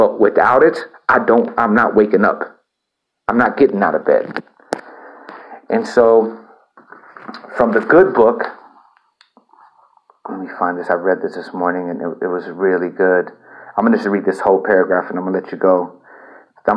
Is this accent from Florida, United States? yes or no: no; El Campo, Texas, United States; also born or lived in Houston / Austin; my hometown of El Campo